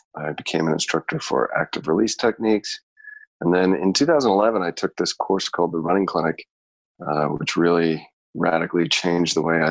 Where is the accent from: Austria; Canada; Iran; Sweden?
Canada; moved away; also born or lived in Chicago; grew up in Canada